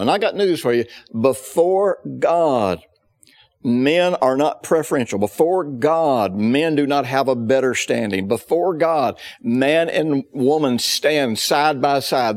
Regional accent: the South, United States; I grew up in the South in the fifties

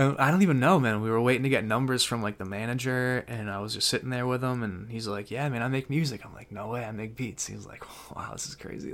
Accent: Danvers, Massachusetts, United States; I'm from Danvers, Massachusetts

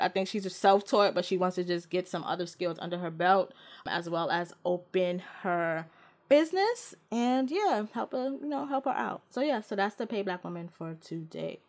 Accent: New York City, New York, United States; my whole New York living ass life

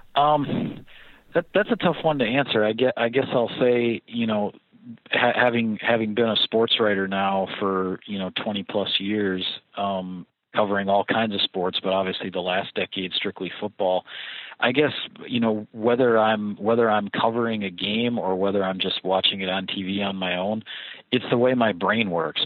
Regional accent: Platteville, Wisconsin, United States; also born or lived in Appleton, Wisconsin / Chicago, Illinois / Wausau, Wisconsin; I grew up in the southern part of Wisconsin, about uh, you know three to four hours by car away from Green Bay, in a small town called Platteville

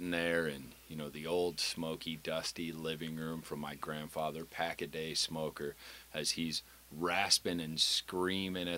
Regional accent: Los Angeles, California, United States; I am a Californian, born and raised

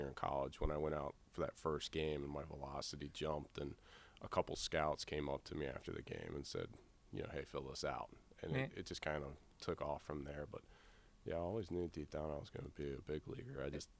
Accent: Virginia Beach, Virginia, United States; Virginia Beach.

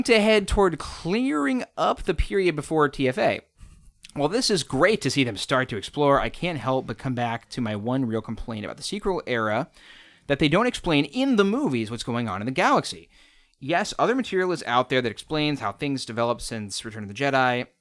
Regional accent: United States; I'm an American

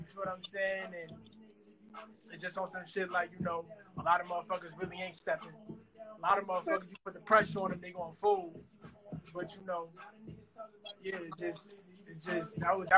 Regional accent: Newark, New Jersey, United States; I'm from Newark, New Jersey. Southward of Newark, New Jersey.

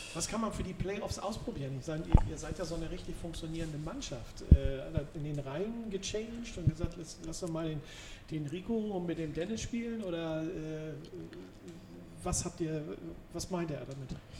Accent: Hamburg, Germany; als Hamburger

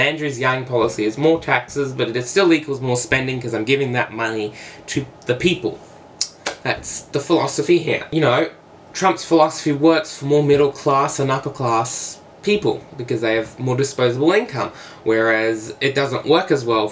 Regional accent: Australia; I'm not American, I'm Australian

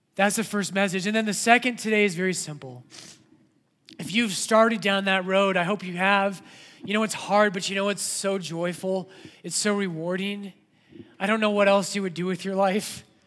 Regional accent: Colorado, United States; when I was a kid growing up in Colorado

